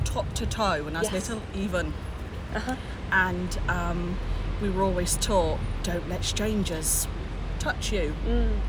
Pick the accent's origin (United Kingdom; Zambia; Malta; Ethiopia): United Kingdom; Oxford, South East England; I come from Oxford in England